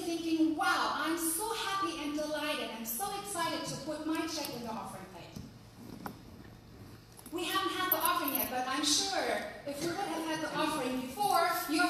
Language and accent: English; Germany; accent: German; English is a second language; moved away as an adult; also born or lived in Utah; now in United States; from my German accent. I kept it with me, and I'm proud of it because I am German after all